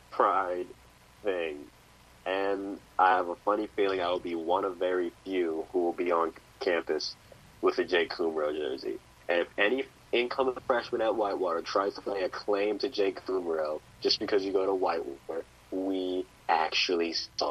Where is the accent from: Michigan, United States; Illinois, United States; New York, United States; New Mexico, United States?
Illinois, United States; now in Wisconsin, United States; I'm from Illinois